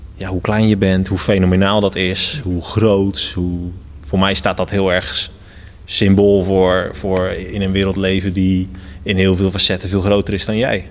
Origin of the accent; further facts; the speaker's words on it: Netherlands; also born or lived in Rotterdam; now in Gouda, Netherlands; helemaal als Nederlander